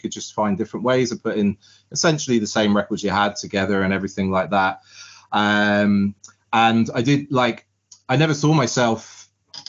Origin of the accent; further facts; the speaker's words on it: Southampton, South East England, United Kingdom; moved away as an adult; now in Ireland; I grew up in Southampton